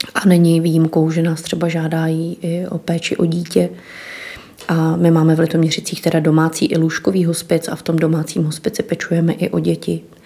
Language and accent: Czech; Litoměřice, Ústí nad Labem Region, Czechia; moved away as an adult; já jsem z Litoměřic původně